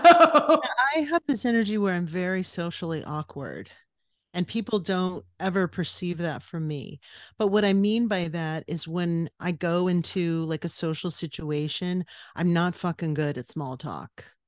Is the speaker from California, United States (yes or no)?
yes; West Covina, California, United States; born or raised there; moved away; also born or lived in New York / New Mexico / Los Angeles